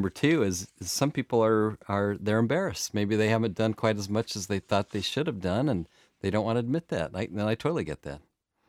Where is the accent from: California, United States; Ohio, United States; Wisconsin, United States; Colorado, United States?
California, United States; Of course, I'm a Californian, right.